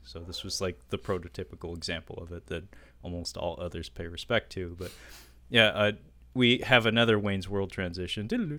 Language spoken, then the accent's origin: English; Kowloon Bay, Hong Kong; born there; I was born in Kowloon Bay.